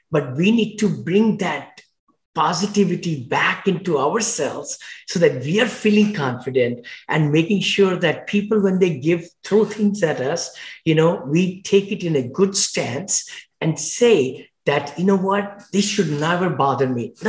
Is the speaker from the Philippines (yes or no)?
no; India; moved away as an adult; now in United States; when I came from India many, many years ago, over 40 years back